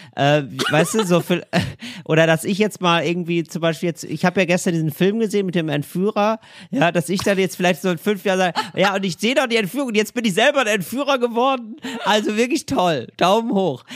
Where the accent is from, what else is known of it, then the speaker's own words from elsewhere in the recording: North Rhine-Westphalia, Germany; ich komme ja aus NRW, ich, Karneval habe ich auch gefeiert